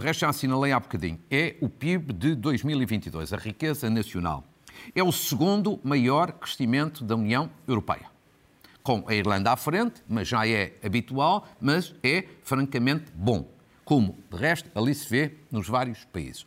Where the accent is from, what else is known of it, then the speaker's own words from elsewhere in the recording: Portugal; Uma professora de FAF, por mera coincidência, é a minha terra